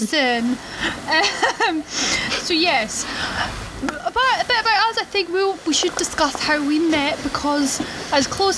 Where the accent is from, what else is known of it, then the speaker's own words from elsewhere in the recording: Scotland, United Kingdom; I am Scottish